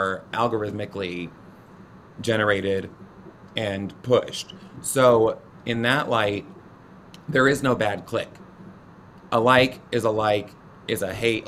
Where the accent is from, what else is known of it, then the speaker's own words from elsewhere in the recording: the South, United States; being a Southerner and a proud Southerner